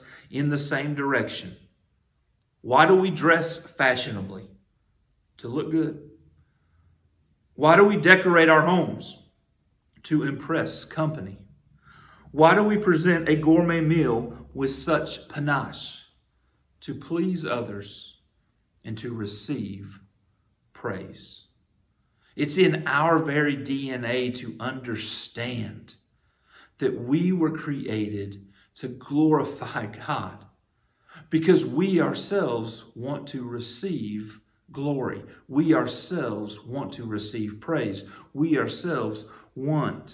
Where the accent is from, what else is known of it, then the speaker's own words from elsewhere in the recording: United States; allow me to come into this earth as an American